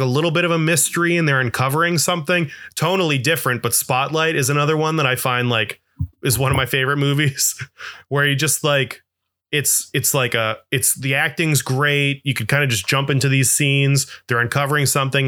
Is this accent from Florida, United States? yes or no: yes; Florida, United States; I'm from Florida